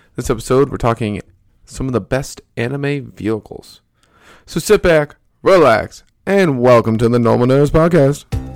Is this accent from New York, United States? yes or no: yes; Albany, New York, United States; moved away; also born or lived in Buffalo; Represent five one eight back in Albany